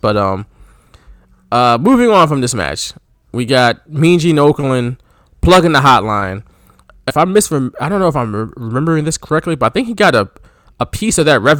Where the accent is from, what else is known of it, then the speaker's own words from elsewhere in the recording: Houston, Texas, United States; Like, we're not really from Harlem, but, you know, we from Houston, and that's still tough, too.